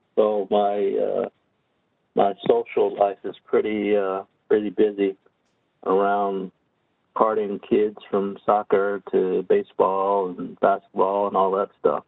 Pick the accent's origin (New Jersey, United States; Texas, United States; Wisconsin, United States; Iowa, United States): New Jersey, United States; growing up in New Jersey, spent quite a bit of time in in Atlantic City